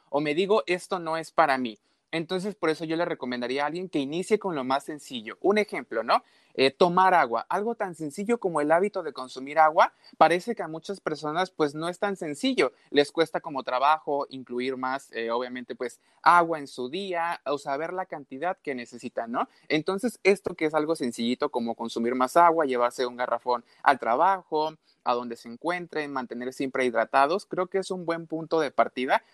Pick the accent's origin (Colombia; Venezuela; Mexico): Mexico; also born or lived in Veracruz; Yo vivo exactamente en Veracruz, soy de México.